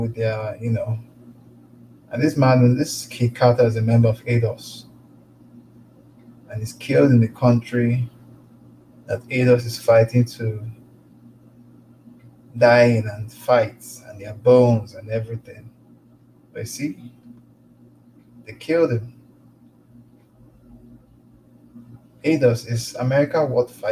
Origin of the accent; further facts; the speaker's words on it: Lagos, Nigeria; now in Calgary, Canada; I was born and brought up in Lagos, Nigeria